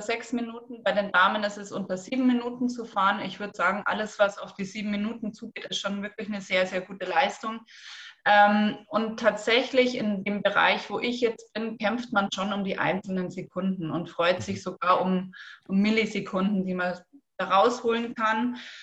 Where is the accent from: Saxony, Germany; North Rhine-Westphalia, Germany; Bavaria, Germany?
Bavaria, Germany; Rosenheim; ich komme aus Rosenheim